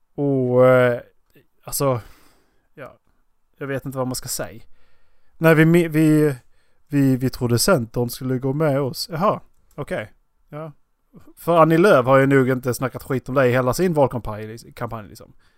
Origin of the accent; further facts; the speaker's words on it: Skåne, Sweden; moved away; jag åker ju hem när jag, när jag kör till Skåne.